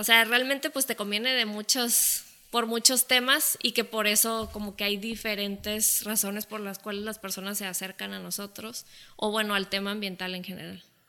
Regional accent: Mexico; nosotros como cultura mexicana

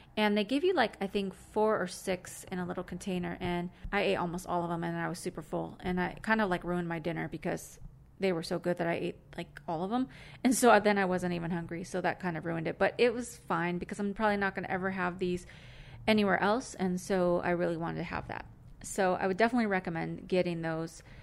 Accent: California, United States

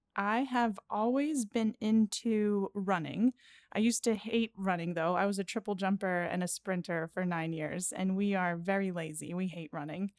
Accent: Pittsburgh, Pennsylvania, United States; I am from Pittsburgh

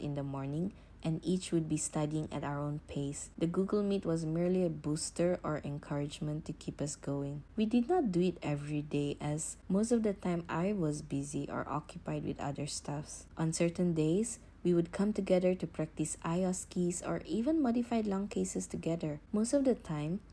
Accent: Johor Bahru, Johor, Malaysia; moved away; my schooling days in Johor Bahru, which is my hometown

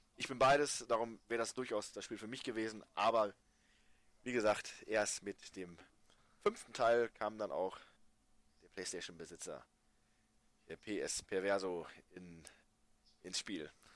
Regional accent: Germany; als Deutscher

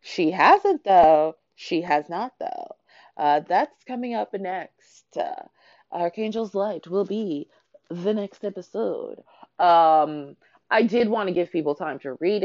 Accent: Canada; moved away; I grew up in Canada.

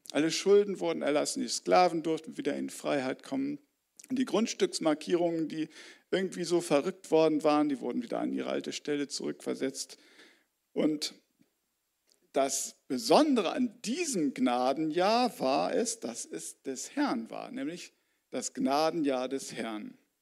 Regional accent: Göttingen, Lower Saxony, Germany; moved away as an adult; also born or lived in Mali; in meiner Heimatstadt Göttingen

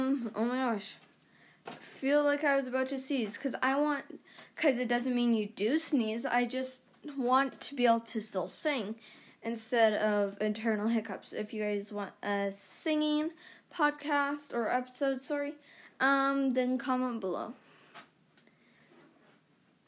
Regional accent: Canada; I'm Canadian

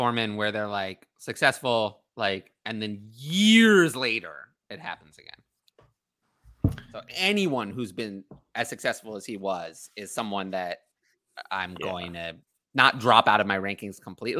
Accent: New York, United States; I'm from New York.

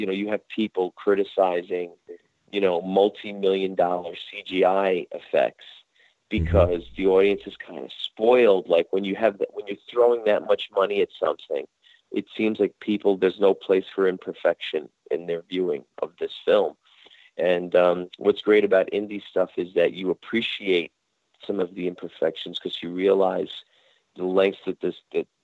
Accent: Jersey City, New Jersey, United States; my hometown in Jersey City

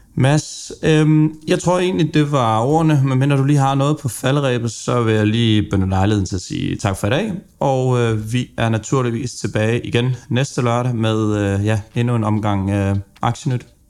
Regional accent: Funen, Southern Denmark, Denmark; jeg er jo også Fynbo

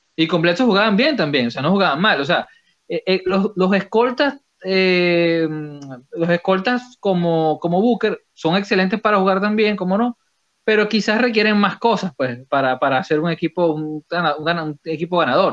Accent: Venezuela; en Venezuela decimos cortanota

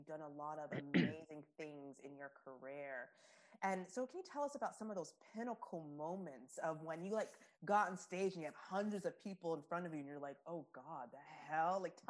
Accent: Tennessee, United States; especially being a pastor's kid and growing up in Tennessee, and like people are so hateful for no reason.

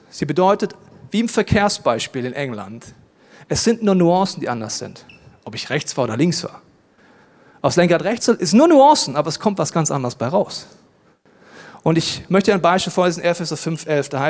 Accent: Germany; Ja, ich komme aus Deutschland, ist ja ganz klar.

